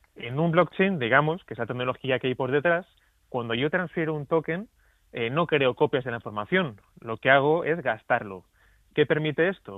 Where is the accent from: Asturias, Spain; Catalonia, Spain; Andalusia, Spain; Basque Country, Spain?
Asturias, Spain; en varias regiones de mi tierra, en Asturias